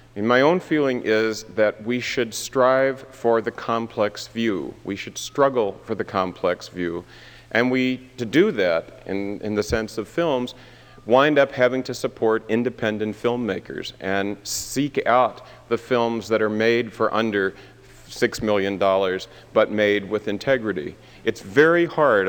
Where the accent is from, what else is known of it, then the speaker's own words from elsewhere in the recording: Tacoma, Washington, United States; I grew up part of the time in Tacoma, Washington, where my grandmother still lives.